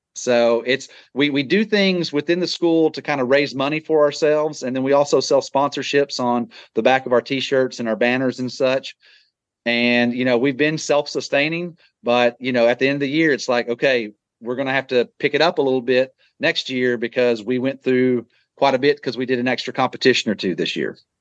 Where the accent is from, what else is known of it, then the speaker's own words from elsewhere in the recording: Texas, United States; growing up in Texas and being a Texas Ranger fan